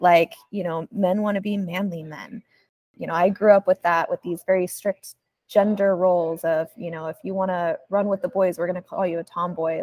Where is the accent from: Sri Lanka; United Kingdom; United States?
United States; Arizona; moved away as an adult; now in Southern California, United States; I grew up in Arizona